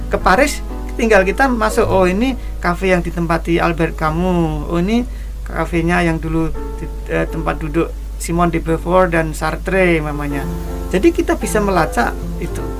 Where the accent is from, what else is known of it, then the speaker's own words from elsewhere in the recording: Kendal, Central Java, Indonesia; Saya tidak pernah tepuk tangan karena sunset di di sawah di desa saya di Kendal sana udah biasa sejak kecil.